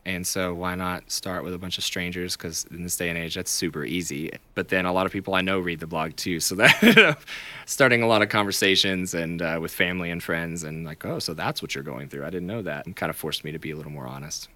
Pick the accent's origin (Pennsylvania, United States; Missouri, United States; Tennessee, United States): Tennessee, United States; Chattanooga; moved away as an adult; now in Nashville, United States; I am from Chattanooga originally.